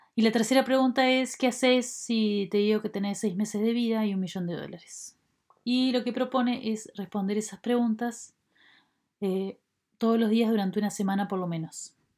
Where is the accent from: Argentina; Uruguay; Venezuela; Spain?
Uruguay; nacida en Uruguay.